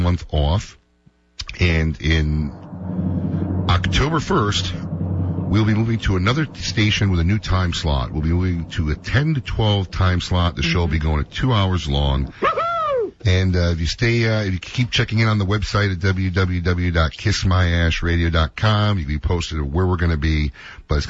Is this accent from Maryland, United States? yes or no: no; Illinois, United States; My hometown is really listening to our show